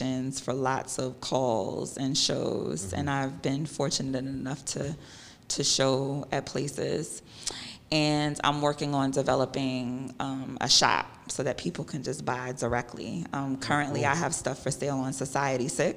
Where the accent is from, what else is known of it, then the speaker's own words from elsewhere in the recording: New York City, New York, United States; also born or lived in Long Island / New Hampshire; growing up in Queens